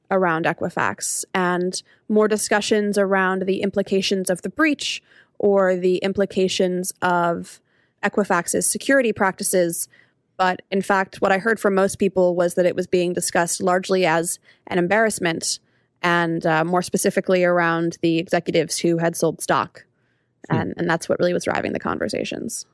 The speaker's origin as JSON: {"language": "English", "country": "United States", "said": "as an American"}